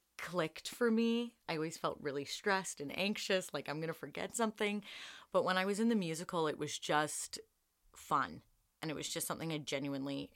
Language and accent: English; Lindsay, Ontario, Canada; I'm from Lindsay, Ontario